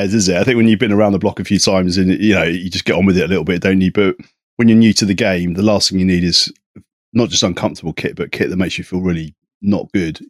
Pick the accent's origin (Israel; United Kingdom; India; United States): United Kingdom; Isle of Wight, South East England; I'm from the Isle of Wight